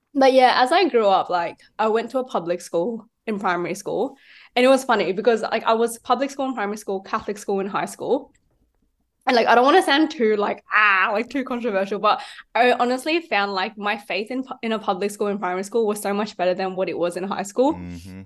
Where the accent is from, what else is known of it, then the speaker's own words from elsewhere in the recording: Sydney, New South Wales, Australia; I am from Sydney and I was born in Sydney.